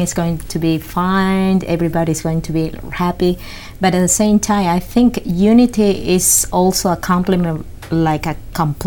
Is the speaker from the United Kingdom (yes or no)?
no; Peru; moved away as an adult; now in United States; I am from Peru